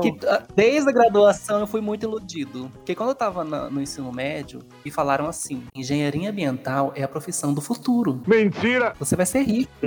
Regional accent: Campo Grande, Mato Grosso do Sul, Brazil; também sou de Campo Grande

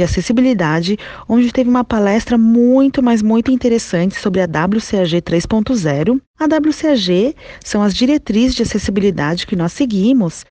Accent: São Paulo, Brazil; eu sou de São Paulo

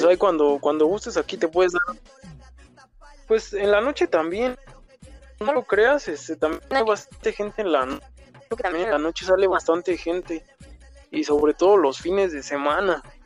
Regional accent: Mexico City, Mexico; soy acá de la Ciudad de México, soy, soy chilango

